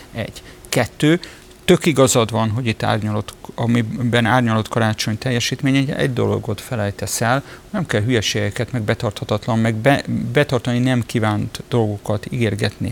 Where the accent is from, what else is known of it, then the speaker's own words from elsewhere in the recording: Budapest, Hungary; Tőzsökeres budapestiként